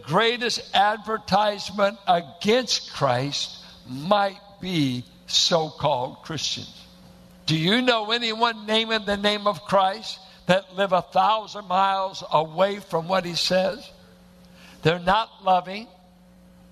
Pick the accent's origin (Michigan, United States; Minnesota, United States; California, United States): California, United States; Richmond; I went to a church that looked like it was planted in the hills of Oklahoma, a bunch of Arkies and Midwesterners in South Richmond